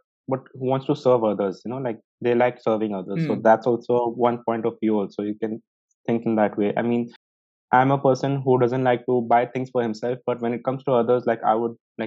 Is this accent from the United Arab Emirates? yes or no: yes; Dubai, United Arab Emirates; I've been born and brought up in Dubai in United Arab Emirates